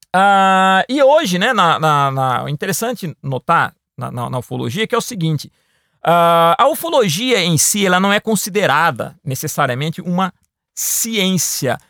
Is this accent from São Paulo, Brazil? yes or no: yes; Piracicaba, São Paulo, Brazil; quando era bem novo na cidade que eu nasci, em Piracicaba